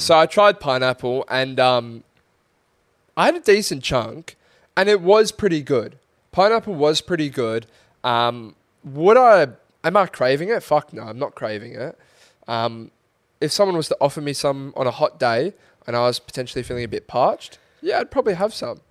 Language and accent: English; Australia; as an Australian